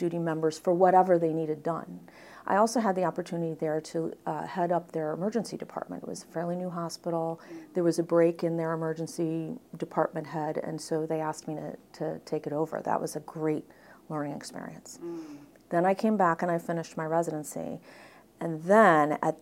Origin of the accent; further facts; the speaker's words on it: Midwest, United States; moved away as an adult; also born or lived in New York; I grew up in the Midwest, so I stuck close to home